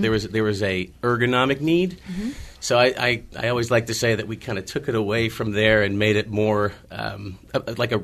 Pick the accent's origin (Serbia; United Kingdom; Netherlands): Netherlands; moved away as an adult; now in United States; I'm actually originally from Holland.